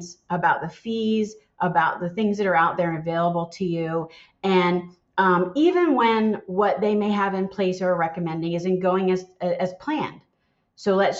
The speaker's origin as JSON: {"language": "English", "town": "Philadelphia", "region": "Pennsylvania", "country": "United States", "tie": "born or raised there", "also_born_or_lived": "the South (US)", "moved": "yes", "said": "I'm born and raised in Philadelphia."}